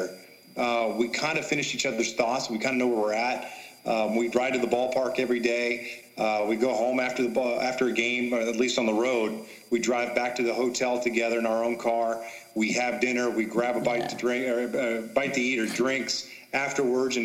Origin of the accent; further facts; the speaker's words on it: Kansas City, United States; moved away; I grew up in Kansas City watching him pitch